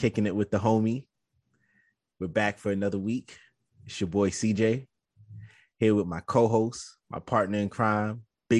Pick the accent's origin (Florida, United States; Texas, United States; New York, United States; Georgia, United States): New York, United States; New York City; I'm not from Manhattan.